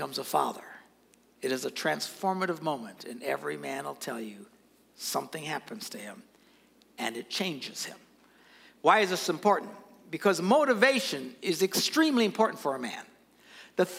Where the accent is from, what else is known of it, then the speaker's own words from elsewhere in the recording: Green Bay, Wisconsin, United States; I never have to say what state I'm from. Where are you from? Green Bay.